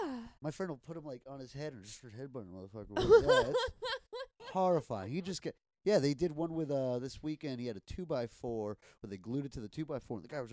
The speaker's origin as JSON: {"language": "English", "region": "New York", "country": "United States", "tie": "born or raised there", "said": "I grew up in New York"}